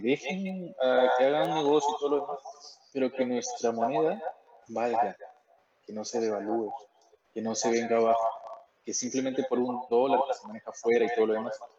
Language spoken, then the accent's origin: Spanish; Peru